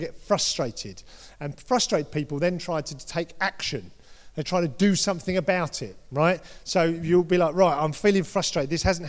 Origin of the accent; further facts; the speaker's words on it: United Kingdom; We're all British. Most of us are British here.